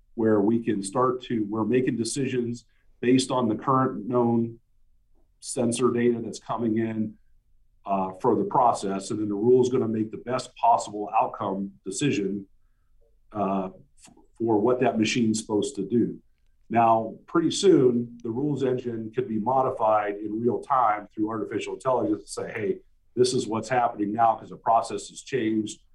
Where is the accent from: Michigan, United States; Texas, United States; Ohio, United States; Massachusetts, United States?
Ohio, United States; moved away as an adult; I was coming back home to my hometown where I was born and raised.